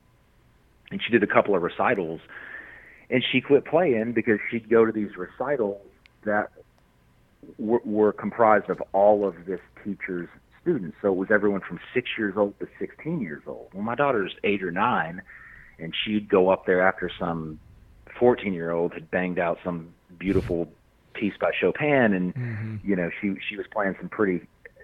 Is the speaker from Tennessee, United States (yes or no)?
yes; Memphis, Tennessee, United States; also born or lived in Maine; now in Tennessee, United States; I grew up in Memphis